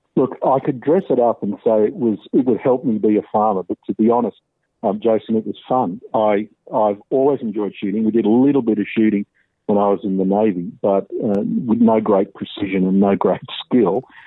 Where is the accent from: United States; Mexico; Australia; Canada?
Australia; Wollongong, New South Wales; also born or lived in Sydney; I was born in Sydney in 1962, and I was adopted at birth. I grew up in Wollongong.